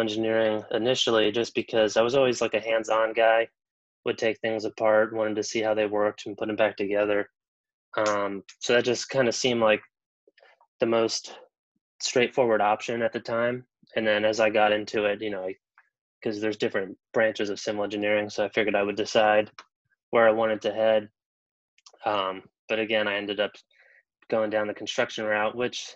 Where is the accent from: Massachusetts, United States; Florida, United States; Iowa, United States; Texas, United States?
Florida, United States; Melbourne; also born or lived in Orlando, Florida; I grew up in Melbourne, which is just about an hour away on the east coast of Florida here